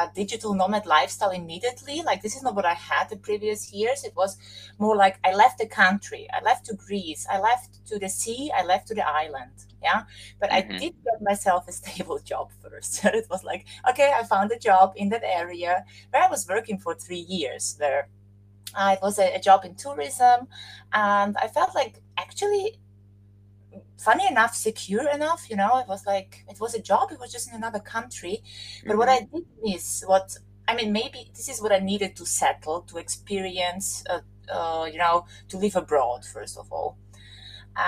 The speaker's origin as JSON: {"language": "English", "country": "Austria", "moved": "yes", "said": "I'm Austrian. I have a Serbian Slovakian background, so I'm from Europe"}